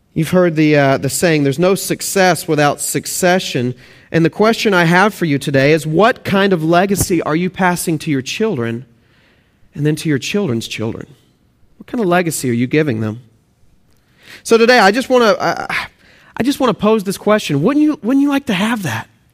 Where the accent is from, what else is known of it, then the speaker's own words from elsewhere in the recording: Texas, United States; moved away; also born or lived in Oklahoma; if you can hear my accent, I'm actually from Texas and, uh, Oklahoma, Texas, those areas, and so please forgive my accent